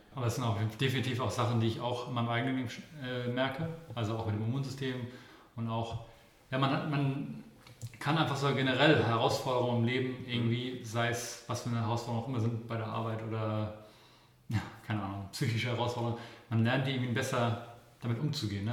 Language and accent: German; Kiel, Schleswig-Holstein, Germany; ich komme ja aus Kiel